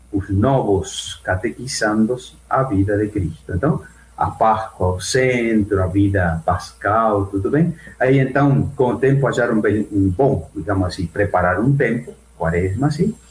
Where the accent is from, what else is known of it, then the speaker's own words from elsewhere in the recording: Argentina; Portuguese is a second language; now in Brazil; eu não sou de Buenos Aires, sou do interior